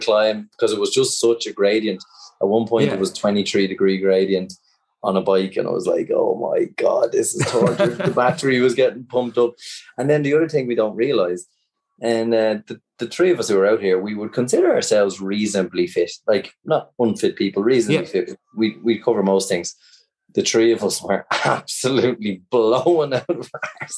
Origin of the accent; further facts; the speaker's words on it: Ireland; we're coming from Ireland